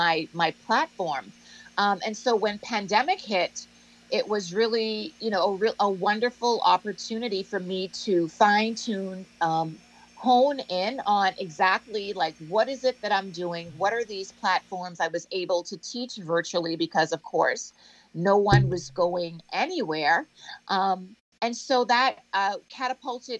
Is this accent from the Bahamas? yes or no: yes; Bahamas; moved away; also born or lived in United States; growing up in the Bahamas, having that cultural reference, dance hall, soca, carnival, junkanoo